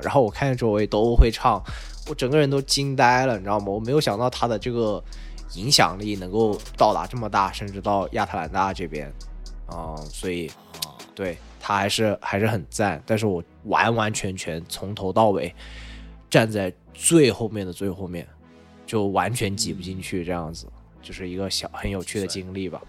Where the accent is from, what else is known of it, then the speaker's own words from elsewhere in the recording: Changsha, Hunan, China; 因为来自我的家乡，可能大家最熟悉的就是